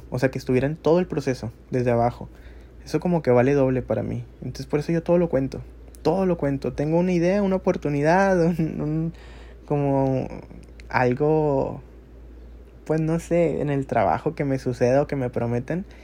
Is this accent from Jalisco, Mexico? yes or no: no; Monterrey, Nuevo León, Mexico; tengo 25 años y soy de Monterrey, Nuevo León.